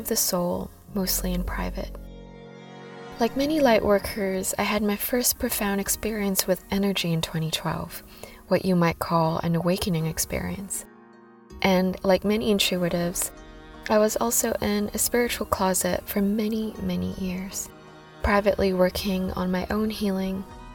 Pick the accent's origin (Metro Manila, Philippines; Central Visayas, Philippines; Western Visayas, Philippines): Metro Manila, Philippines; Manila; accent: slightly American / Filipino; moved away as an adult; also born or lived in Whanganui, New Zealand; now in Auckland, New Zealand; I was born and raised in Manila, Philippines, and then immigrated here to New Zealand 15 years ago.